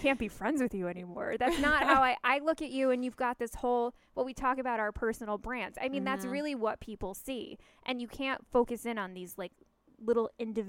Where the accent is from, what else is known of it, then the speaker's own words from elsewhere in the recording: Canada; I hear hockey. I'm a Canadian.